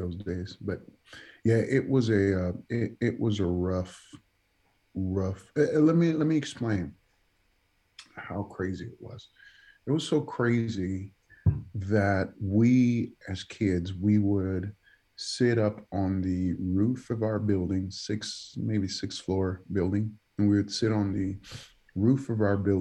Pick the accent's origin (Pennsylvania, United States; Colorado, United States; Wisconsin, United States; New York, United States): New York, United States; New York City; first language Spanish; English is a second language; moved away as an adult; also born or lived in Dominican Republic / Stockton; now in Indianapolis, United States; I grew up in the Bronx, grew up in the South Bronx.